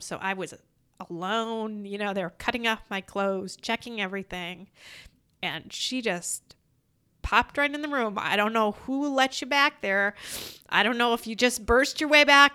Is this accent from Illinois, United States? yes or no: no; Iowa, United States; I'm from Iowa